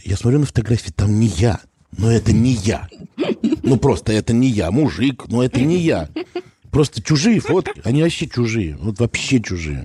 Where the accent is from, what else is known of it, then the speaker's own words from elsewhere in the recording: Dimitrovgrad, Ulyanovsk Oblast, Russia; я не из Тольятти, а из Димитровграда